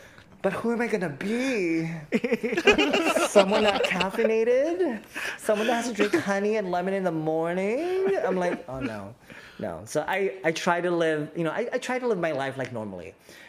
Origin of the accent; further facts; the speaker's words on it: Philippines; as a Filipino, now I'm on like anti-diabetes pills because we're predisposed to having diabetes and high cholesterol.